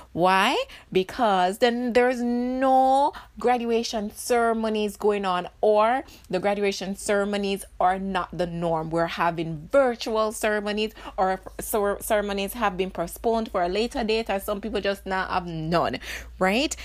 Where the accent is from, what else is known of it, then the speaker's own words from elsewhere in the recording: Jamaica; as Jamaican